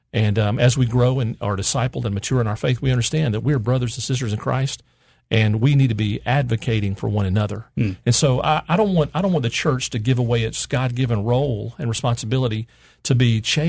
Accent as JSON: {"language": "English", "town": "Memphis", "region": "Tennessee", "country": "United States", "tie": "born or raised there", "said": "I was born and raised in Memphis"}